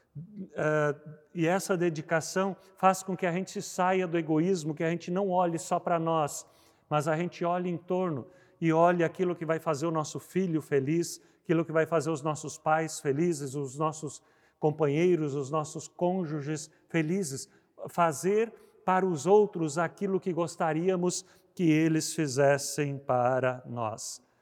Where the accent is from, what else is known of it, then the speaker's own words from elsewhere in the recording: Rio Grande do Sul, Brazil; no Rio Grande do Sul, onde eu cresci